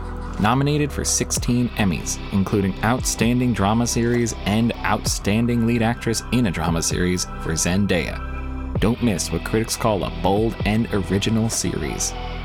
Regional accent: United States; I think I'm allowed to say this as an American.

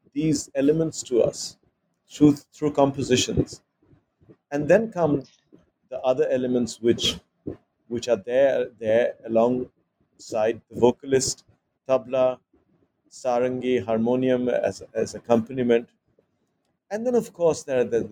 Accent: Mumbai, Maharashtra, India; I was growing up in Bombay, which is in Maharashtra and not in Bengal

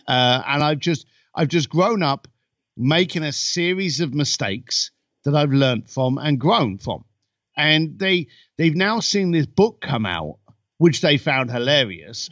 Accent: United Kingdom; now in Los Angeles, United States; I'm a British boy living in Los Angeles

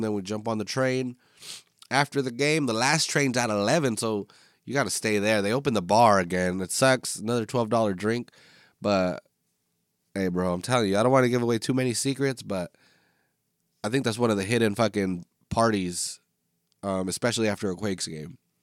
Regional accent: Northern California, United States; I am from Northern California

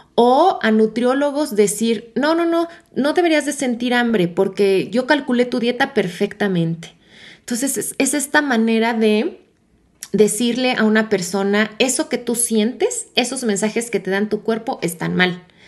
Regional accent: Mexico; mi país México

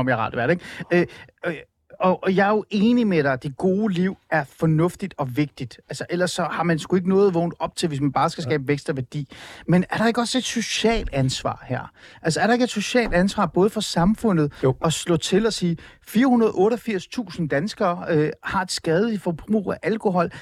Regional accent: Iran; Danish is a second language; now in Denmark; jeg er flygtning fra Iran

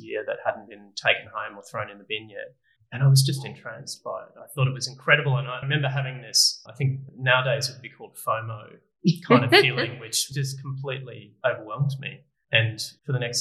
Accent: Sunshine Coast, Queensland, Australia; I grew up on the Sunshine Coast, which is about an hour and a half north of here

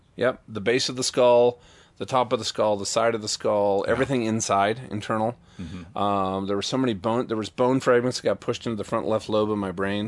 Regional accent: Minnesota, United States; I've always you know ridden you know trail rides growing up in Minnesota.

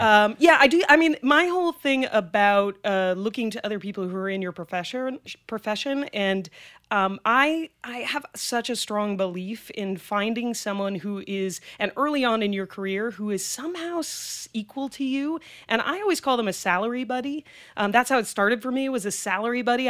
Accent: Greenwich, Connecticut, United States; also born or lived in Manhattan, New York / Boston, Massachusetts; I actually went to junior high and high school in Greenwich, Connecticut

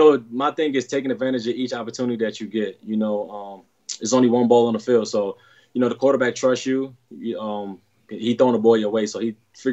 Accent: New York City, New York, United States; moved away as an adult; also born or lived in Ohio; Kid from Brooklyn

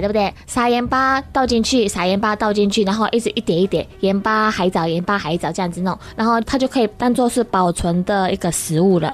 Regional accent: Ishigaki, Okinawa, Japan; Chinese is a second language; moved away as an adult; also born or lived in Tokyo, Japan; now in Taiwan; 那石垣岛的很乡下

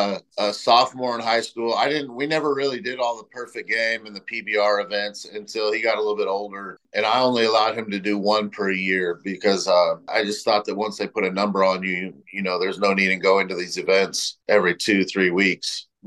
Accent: Southern California, United States; moved away as an adult; also born or lived in South Dakota; I'm from Southern California originally.

